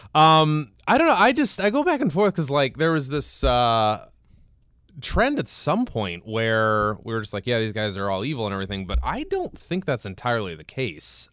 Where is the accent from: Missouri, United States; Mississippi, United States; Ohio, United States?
Ohio, United States; Cleveland; born or raised there